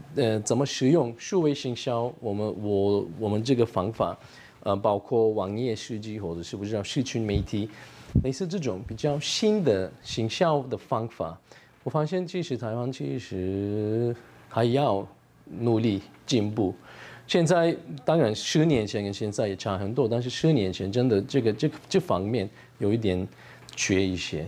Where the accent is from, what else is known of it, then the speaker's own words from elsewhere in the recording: Turkey; Chinese is a second language; moved away as an adult; now in Taichung, Taiwan; 我是来自土耳其